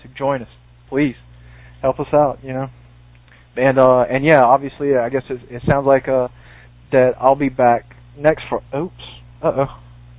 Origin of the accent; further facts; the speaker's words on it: the South, United States; I'm from the South.